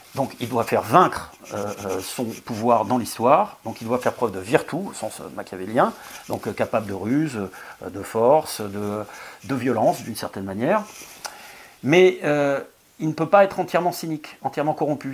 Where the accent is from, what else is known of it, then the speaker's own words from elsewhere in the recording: France; on est français